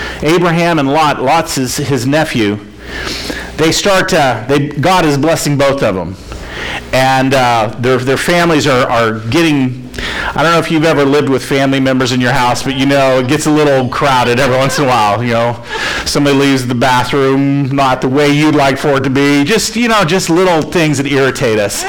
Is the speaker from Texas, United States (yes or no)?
no; Florida, United States; I grew up in Florida